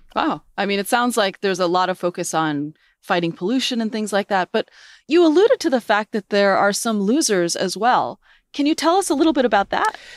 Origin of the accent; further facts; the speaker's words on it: New England, United States; I grew up in New England